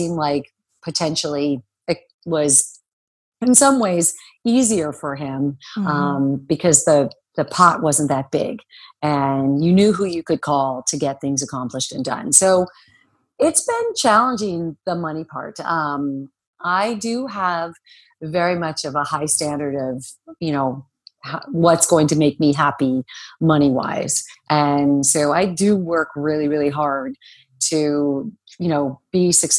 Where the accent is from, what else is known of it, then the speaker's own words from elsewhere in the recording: Phoenix, Arizona, United States; moved away as an adult; also born or lived in New York; I grew up in Arizona and it's a little bit of a sleepy town in Phoenix